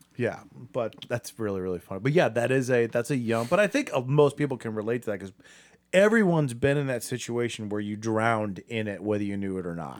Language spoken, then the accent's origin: English; Akron, Ohio, United States; I'm from Akron.